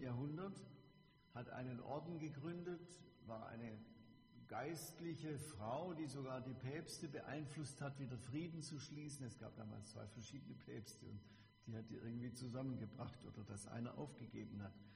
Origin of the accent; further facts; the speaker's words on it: Bebenhausen, Baden-Württemberg, Germany; Ich komme aus Bebenhausen, da gibt es auch ein Zisterzienserkloster